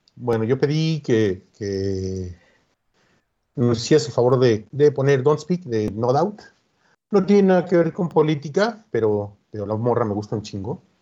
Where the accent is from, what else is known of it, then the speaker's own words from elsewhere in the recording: Mexico; porque somos mexicanos